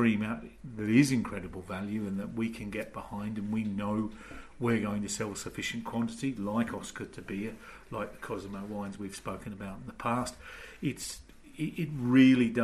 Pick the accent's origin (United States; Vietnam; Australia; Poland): Australia; now in United Kingdom; being Australian